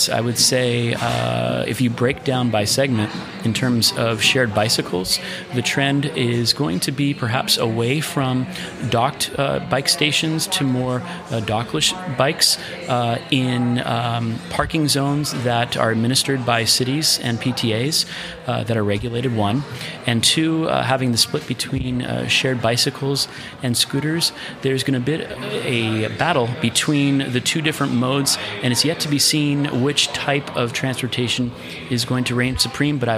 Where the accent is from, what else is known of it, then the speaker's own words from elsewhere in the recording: United States; now in Europe; as an American based in Europe and working in the European market now